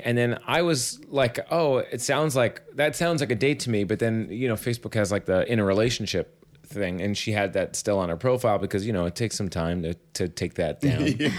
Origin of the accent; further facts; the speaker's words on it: New York City, New York, United States; I grew up in Staten Island